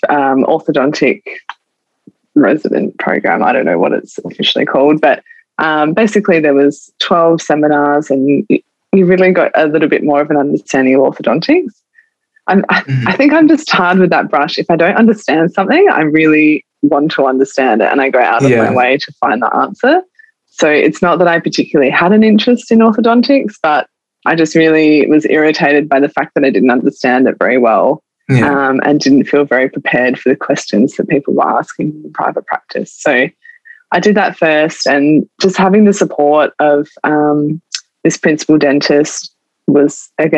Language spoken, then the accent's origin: English; Adelaide, South Australia, Australia; also born or lived in Tasmania; I grew up in Adelaide, all my family, my friends are here